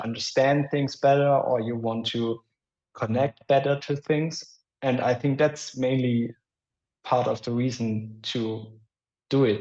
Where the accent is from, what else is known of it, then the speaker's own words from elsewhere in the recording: Germany; accent: German; English is a second language; my German accent